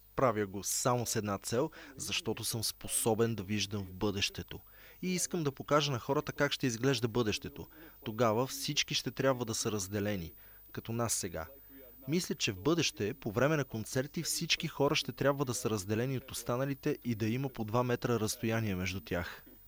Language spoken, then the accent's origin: Bulgarian; Sarajevo, Federation of Bosnia and Herzegovina, Bosnia & Herzegovina; Аз бях тинейджър, когато войната в Босна избухна. Бях в Сараево, а Сараево беше под обсада в продължение на 4 години